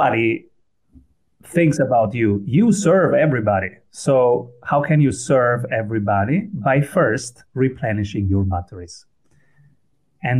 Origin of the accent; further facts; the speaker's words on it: Italy; first language Italian; English is a second language; also born or lived in Austria; now in Vienna, Austria; So I was born in Italy. My first language was Italian. And then I went to Austria.